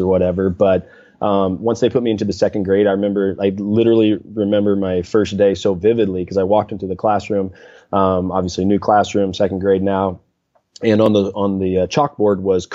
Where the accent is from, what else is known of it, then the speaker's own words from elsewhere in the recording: Mountain Home, Arkansas, United States; I grew up in North Central Arkansas, a town called Mountain Home, Arkansas, about 8,500 people, so a smaller town